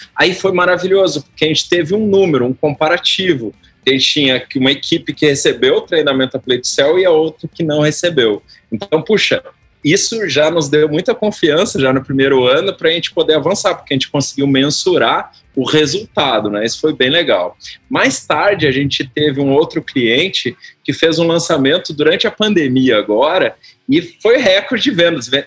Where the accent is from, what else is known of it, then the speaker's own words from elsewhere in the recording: Porto Alegre, Rio Grande do Sul, Brazil; eu tinha 12 anos de idade, sou gaúcho, né, conterrâneo aí, lá de Porto Alegre